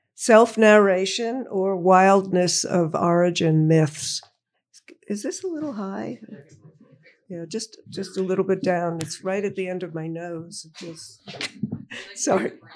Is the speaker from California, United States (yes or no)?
no; Woodmere, New York, United States; I grew up, uh, in Woodmere, Long Island, Nassau County.